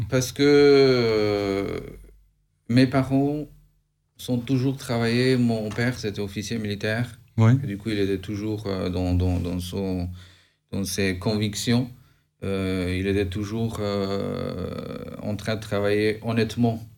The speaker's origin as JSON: {"language": "French", "country": "Albania", "moved": "as an adult", "lives_now": "France", "said": "Je viens d'Albanie, j'ai 36 ans. Je suis parti de l'Albanie"}